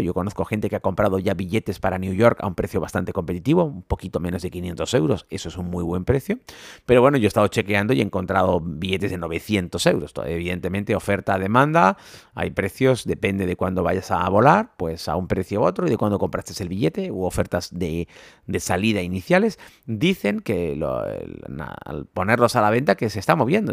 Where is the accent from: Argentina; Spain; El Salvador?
Spain; Canary Islands; moved away; vengo a mi tierra